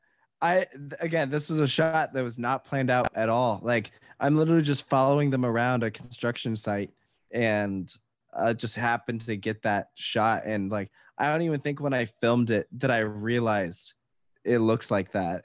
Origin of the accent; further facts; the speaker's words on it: Virginia, United States; I'm from Virginia